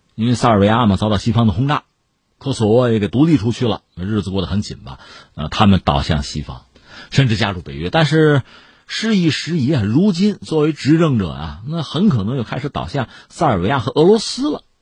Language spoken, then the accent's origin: Chinese; China; 我们中国人